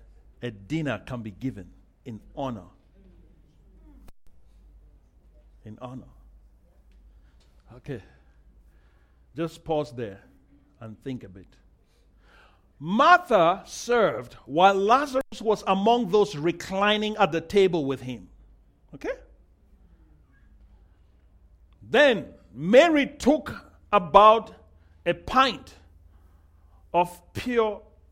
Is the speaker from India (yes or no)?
no; Nigeria; I'm Nigerian